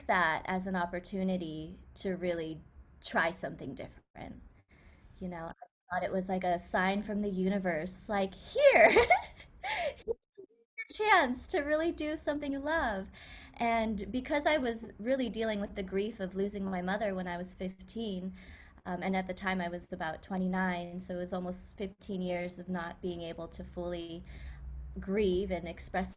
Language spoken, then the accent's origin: English; Silicon Valley, California, United States; I grew up in Silicon Valley